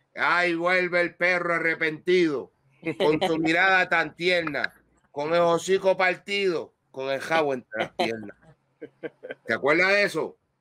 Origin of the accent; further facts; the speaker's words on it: Puerto Rico; nosotros puertorriqueños